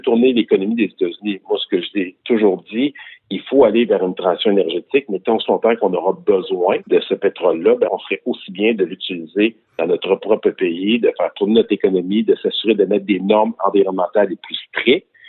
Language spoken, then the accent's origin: French; Quebec, Canada; also born or lived in Victoriaville